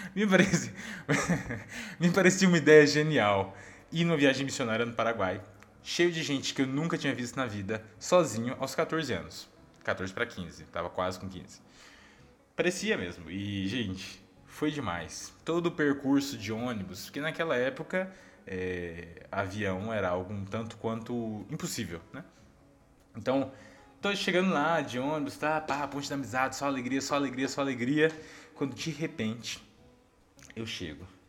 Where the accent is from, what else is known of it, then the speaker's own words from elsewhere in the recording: Goiás, Brazil; como um bom goiano